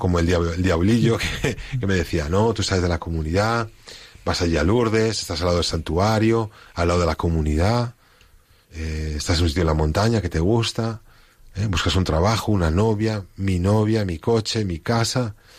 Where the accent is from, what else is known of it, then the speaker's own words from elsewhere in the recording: Spain; moved away; soy el único español que hay en comunidad